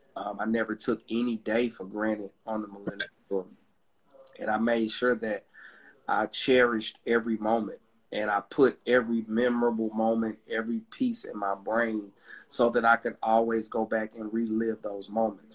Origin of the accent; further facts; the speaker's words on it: Atlanta, Georgia, United States; I'm from Atlanta, Georgia